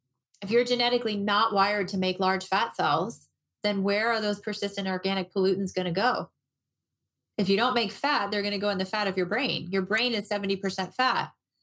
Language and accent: English; Moline, Illinois, United States; now in Arizona, United States; I moved to Arizona. So I grew up in the Midwest. I grew up in Moline, Illinois, and I felt just like everybody else feels there about mid-February.